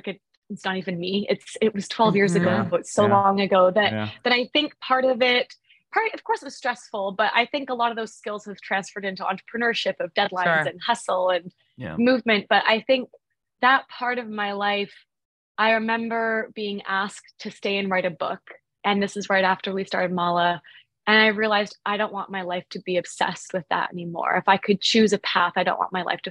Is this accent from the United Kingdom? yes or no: no; Vancouver, British Columbia, Canada; I'm from Canada, from Vancouver